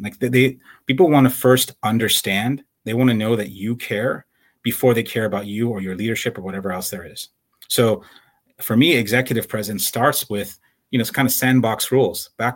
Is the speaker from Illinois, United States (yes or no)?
yes; Chicago, Illinois, United States; now in San Jose, United States; I'm the son of Iranian immigrants. I grew up in Chicago